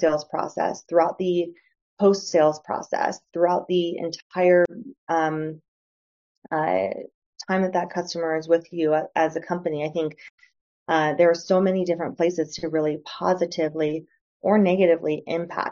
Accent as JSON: {"language": "English", "region": "Northeast Ohio", "country": "United States", "tie": "born or raised there", "also_born_or_lived": "San Francisco", "moved": "as an adult", "said": "I grew up in a blue collar area in Northeast Ohio"}